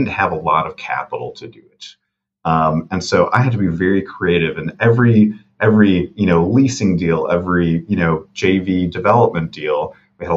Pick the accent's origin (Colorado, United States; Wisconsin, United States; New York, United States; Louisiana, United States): Wisconsin, United States; Milwaukee; here in Milwaukee. I love that we're supporting, my hometown.